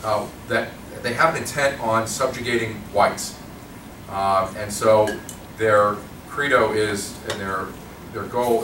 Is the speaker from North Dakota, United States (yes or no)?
yes; North Dakota, United States; It's affected my home state.